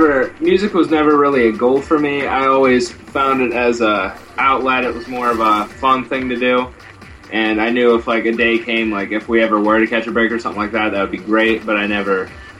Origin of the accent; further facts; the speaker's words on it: Clarion, Pennsylvania, United States; we're from Clarion area.